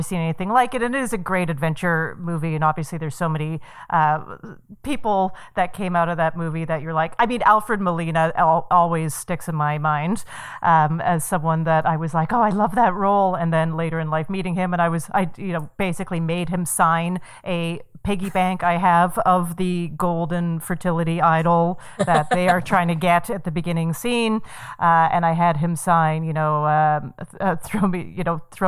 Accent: Calgary, Alberta, Canada; born or raised there; moved away

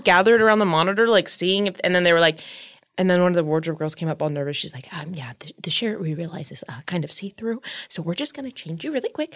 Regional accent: Palm Springs, California, United States; now in Hollywood, United States; born and raised in Palm Springs, California.

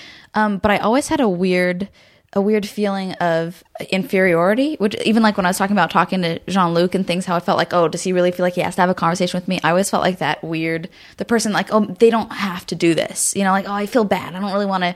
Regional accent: Garden Grove, California, United States; also born or lived in Burbank / Hollywood; I was born in Garden Grove in Orange County, and lived there my whole life until I moved to Burbank when I was like 17

